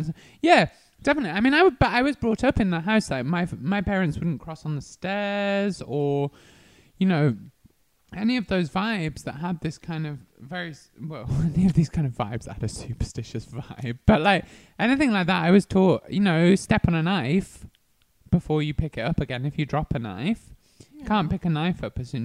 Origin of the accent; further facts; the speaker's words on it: Worcestershire, West Midlands, United Kingdom; in my county, I'm from Worcestershire